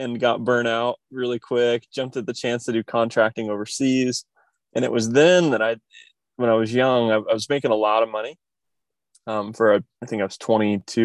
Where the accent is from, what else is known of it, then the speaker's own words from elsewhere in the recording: Kokomo, Indiana, United States; moved away as an adult; I grew up in the Midwest, a small, you know, more blue collar town called Kokomo, Indiana